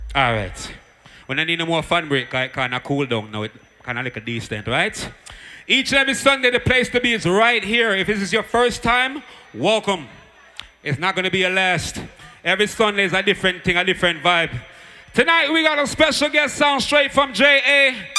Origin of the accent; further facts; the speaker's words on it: Jamaica; moved away; I'm from Jamaica.